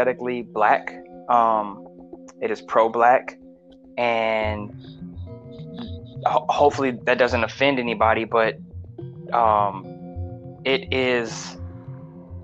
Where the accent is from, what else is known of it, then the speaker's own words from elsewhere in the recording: Los Angeles, California, United States; Born and raised LA. I'm from Mid City, Pico Crenshaw